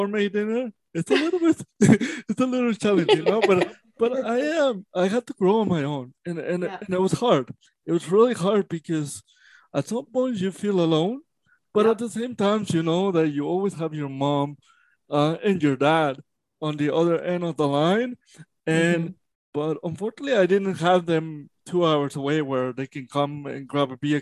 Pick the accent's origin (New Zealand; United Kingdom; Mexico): Mexico; moved away; I was born in Mexico.